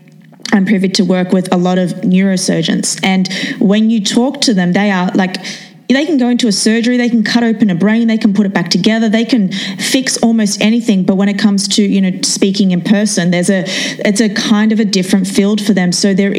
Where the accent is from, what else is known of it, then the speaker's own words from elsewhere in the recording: Australia; now in New York City, United States; I'm from Australia, I've come to New York City